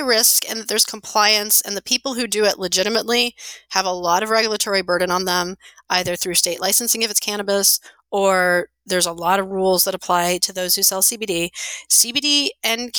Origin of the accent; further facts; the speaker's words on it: New York area, United States; moved away as an adult; also born or lived in Los Angeles, California / New Jersey; now in Colorado, United States; I grew up in the New York area, went to school in Los Angeles